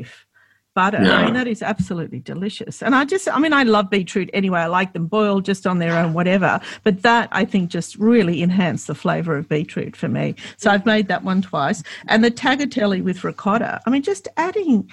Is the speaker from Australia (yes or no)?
yes; Australia; I grew up in Australia